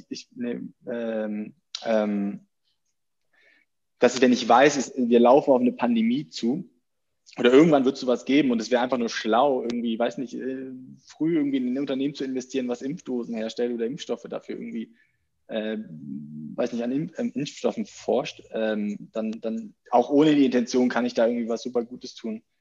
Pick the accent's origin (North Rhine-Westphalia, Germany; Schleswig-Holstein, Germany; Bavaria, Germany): Schleswig-Holstein, Germany; moved away as an adult; also born or lived in Netherlands / Hamburg; now in Berlin, Germany; aber ich komme eigentlich aus Nähe Hamburg, nicht, also eigentlich Schleswig-Holstein, aber an der Grenze zu Hamburg.